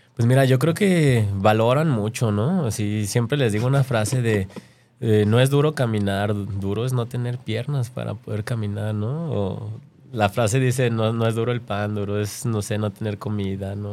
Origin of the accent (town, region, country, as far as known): Mexico